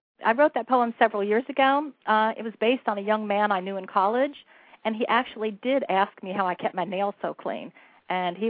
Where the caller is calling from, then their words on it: Oviedo, Florida, United States; I'm calling from Oviedo, Florida.